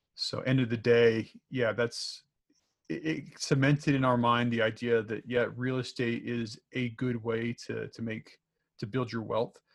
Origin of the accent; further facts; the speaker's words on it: Salt Lake City, Utah, United States; moved away as an adult; also born or lived in Minnesota; born and raised in Utah